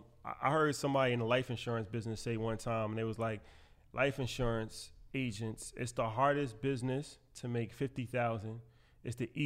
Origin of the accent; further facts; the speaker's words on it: New York, United States; So I was saying off camera, like, you know, we're from New York